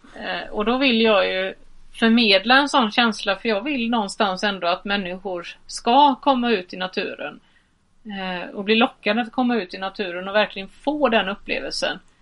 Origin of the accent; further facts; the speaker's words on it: Halland County, Sweden; som vi säger hemma i Halland